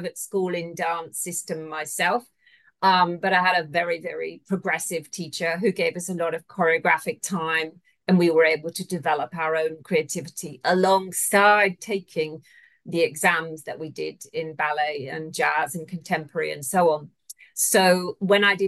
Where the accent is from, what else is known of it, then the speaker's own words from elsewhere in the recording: United Kingdom; moved away as an adult; now in Australia; I'm originally from the UK